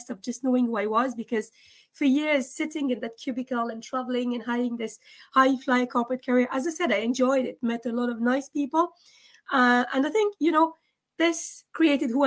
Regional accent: France; also born or lived in Scotland; now in Dublin, Ireland; I was born in France

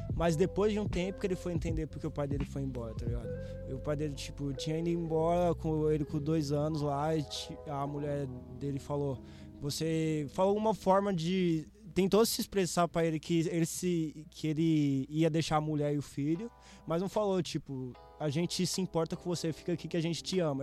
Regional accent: Guarulhos, São Paulo, Brazil; Nasci em Guarulhos

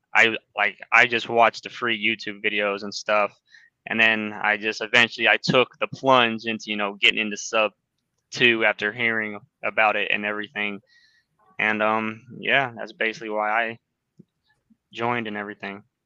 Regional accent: Illinois, United States; I'm from Illinois

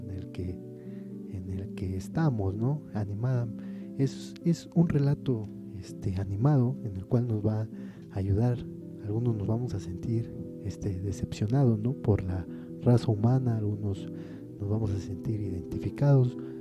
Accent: Mexico; el orgullo de sentirse mexicano

